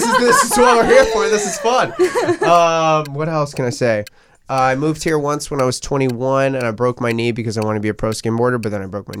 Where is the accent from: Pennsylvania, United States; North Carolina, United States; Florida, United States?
Florida, United States; Fort Lauderdale; moved away as an adult; I'm from Fort Lauderdale, Florida. I moved here about a year and a half ago, but my mom is Peruvian.